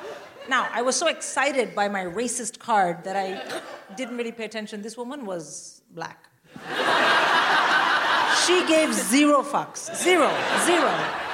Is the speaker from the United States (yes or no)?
no; India; I'm Indian. I would rather die.